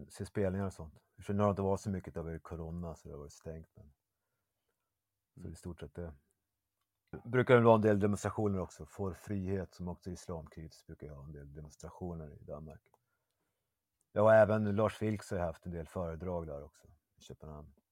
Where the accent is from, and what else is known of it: Umeå, Västerbotten County, Sweden; now in Malmö, Sweden